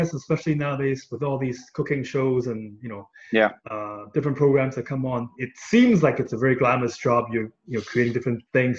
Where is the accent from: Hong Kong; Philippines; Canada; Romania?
Hong Kong; And I was born and raised in Hong Kong, so even though I live there right now